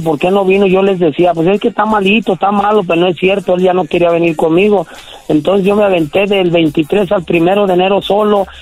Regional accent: León, Guanajuato, Mexico; En León, Guanajuato, carnal, ahí tiene su casa.

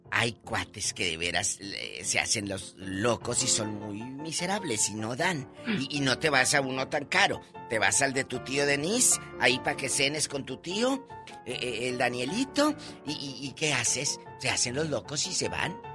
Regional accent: Mexico; Y luego, pues saben que soy muy mexicana.

